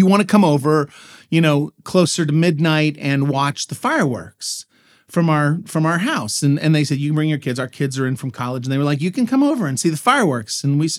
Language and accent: English; Dallas, Texas, United States; I grew up in Dallas, Texas, and, you know, as for as big a city as that was, you weren't allowed to actually have fireworks in the city limits